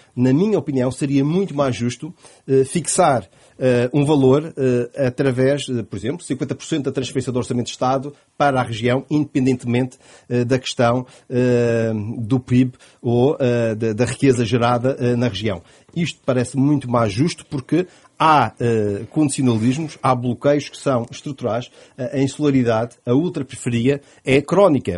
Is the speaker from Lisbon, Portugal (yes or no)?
no; Madeira, Portugal; A minha terra é a Madeira